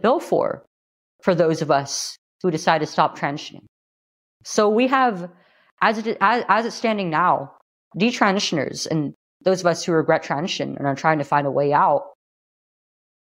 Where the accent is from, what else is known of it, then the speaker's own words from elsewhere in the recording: California, United States; Here in California, my home state